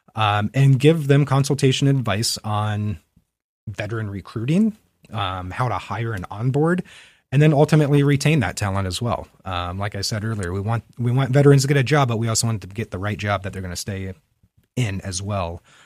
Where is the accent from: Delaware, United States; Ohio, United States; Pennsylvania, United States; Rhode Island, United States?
Ohio, United States; Fairfield County, Central; also born or lived in Germany / Utah; I am a native of Central Ohio. I grew up in Fairfield County.